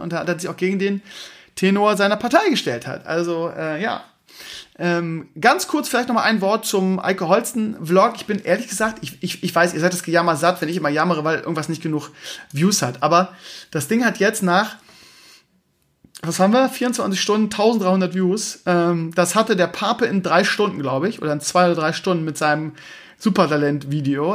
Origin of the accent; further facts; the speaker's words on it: Bremen, Germany; ich komme aus Bremen-Gröpeling